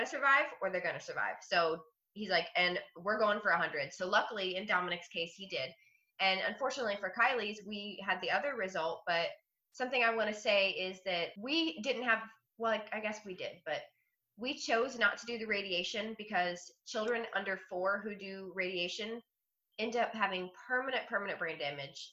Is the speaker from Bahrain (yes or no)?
no; Ohio, United States; now in Florida, United States; i was born in ohio but I've been in Florida since 1998